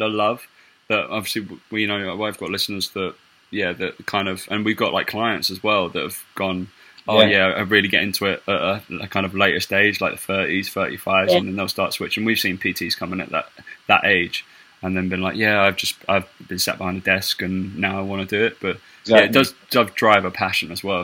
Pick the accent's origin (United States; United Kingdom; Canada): United Kingdom; Essex, East of England; I'm from Essex as well